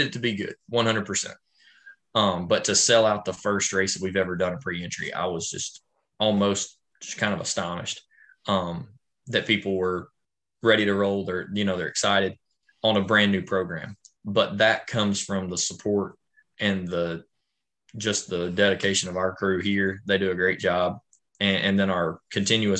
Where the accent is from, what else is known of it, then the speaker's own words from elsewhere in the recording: Tennessee, United States; moved away as an adult; also born or lived in Memphis, West Tennessee, North Mississippi; where I grew up in Tennessee